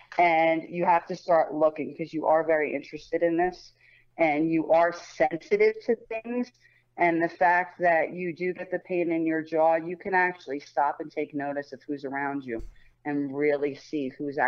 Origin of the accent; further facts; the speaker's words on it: Colts Neck, New Jersey, United States; I grew up in Colts.